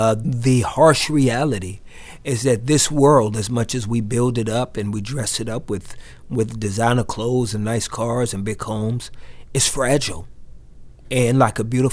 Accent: Texas, United States; I'm from Texas

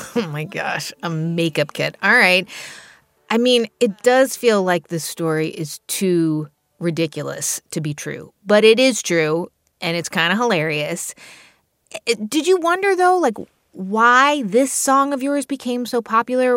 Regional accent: New Jersey, United States; I grew up in New Jersey

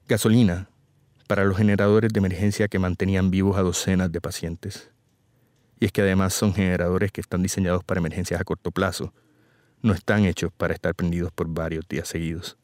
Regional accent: Puerto Rico; Los puertorriqueños somos ciudadanos estadounidenses

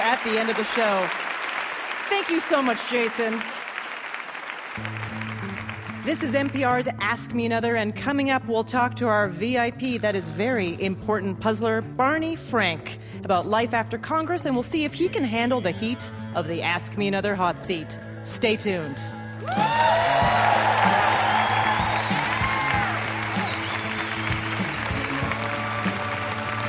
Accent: Canada; I'm Canadian

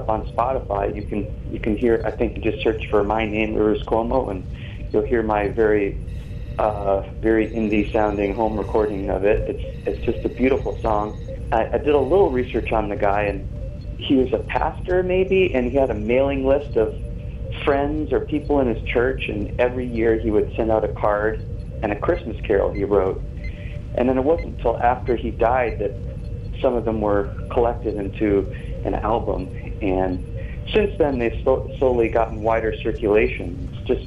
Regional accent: New England, United States; now in Santa Monica, United States; I grew up in New England, and there was snow

